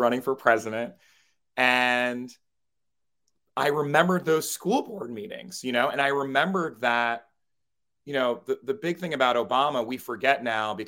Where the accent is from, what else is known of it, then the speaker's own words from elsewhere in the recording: Trenton, New Jersey, United States; I grew up in New Jersey, in Trenton, New Jersey.